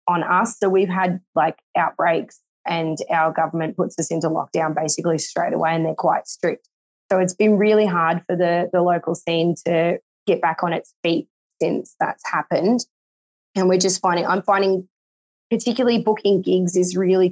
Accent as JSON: {"language": "English", "town": "Bendigo", "region": "Victoria", "country": "Australia", "said": "I'm from Bendigo, which is about 2 hours away from Melbourne."}